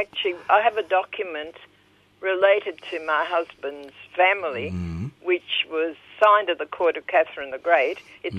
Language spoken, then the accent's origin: English; Harbin, Heilongjiang, China; born there; moved away; No, I was born in Harbin, in Manchuria.